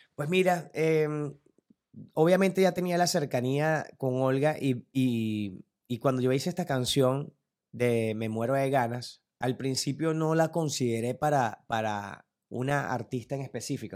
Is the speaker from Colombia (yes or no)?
no; Turén, Portuguesa, Venezuela; mi mamá era directora de una Casa de la Cultura del pueblo donde yo vivía, en Turén, de donde soy realmente